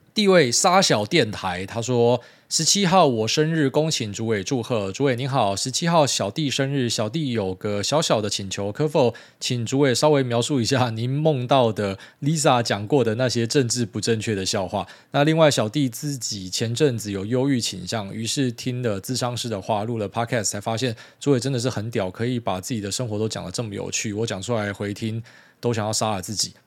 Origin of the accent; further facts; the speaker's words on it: Miaoli County, Taiwan; 我是苗栗来的，我在这个什么农田的环境长大